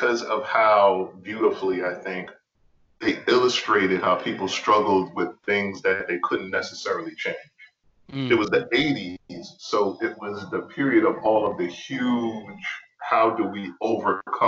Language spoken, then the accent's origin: English; New York City, New York, United States; moved away; I'm from the Bronx originally